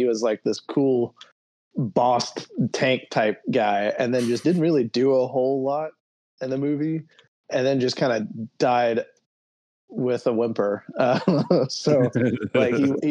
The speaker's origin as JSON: {"language": "English", "region": "Alabama", "country": "United States", "tie": "born or raised there", "said": "the house that we grew up in there in Alabama"}